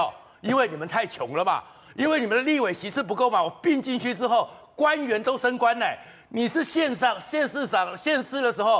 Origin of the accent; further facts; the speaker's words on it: Taipei, Taiwan; 因为大家会觉得说我是台北人